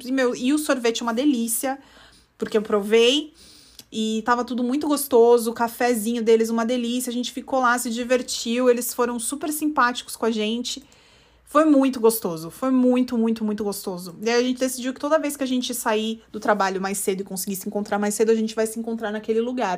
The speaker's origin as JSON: {"language": "Portuguese", "region": "São Paulo", "country": "Brazil", "tie": "born or raised there", "also_born_or_lived": "central United States", "moved": "as an adult", "lives_now": "United States", "said": "cresceu no estado na costa, que nem eu, que sou de São Paulo"}